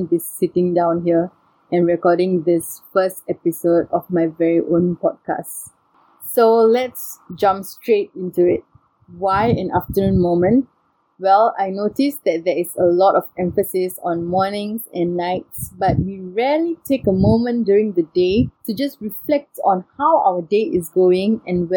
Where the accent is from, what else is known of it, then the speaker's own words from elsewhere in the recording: Singapore; I'm Singaporean by nationality and Indian by race and ethnicity.